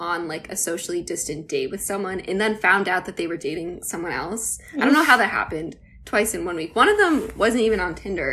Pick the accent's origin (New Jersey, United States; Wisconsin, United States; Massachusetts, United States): Massachusetts, United States; right outside of Boston; I grew up like right outside of Boston